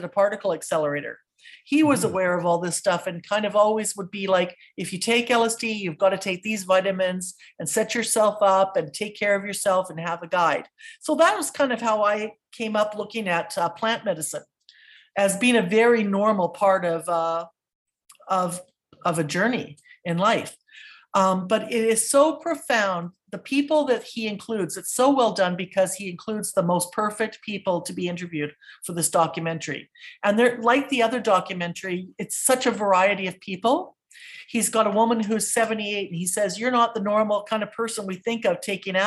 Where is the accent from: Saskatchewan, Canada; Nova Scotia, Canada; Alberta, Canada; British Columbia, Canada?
British Columbia, Canada; West Coast; I grew up on the West Coast